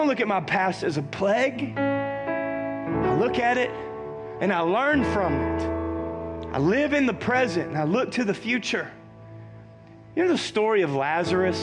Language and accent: English; the South, United States; I was raised in the South.